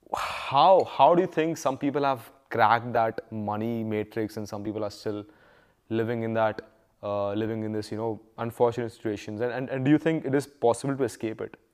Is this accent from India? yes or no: yes; Noida, Uttar Pradesh, India; also born or lived in Mumbai; growing up in Noida